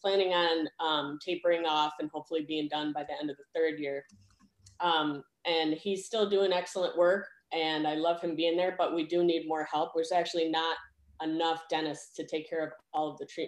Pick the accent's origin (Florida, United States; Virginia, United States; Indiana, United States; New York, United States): New York, United States; Oswego; moved away as an adult; also born or lived in Rochester, New York / Buffalo, New York; now in Ithaca, United States; I was born and raised in Oswego, New York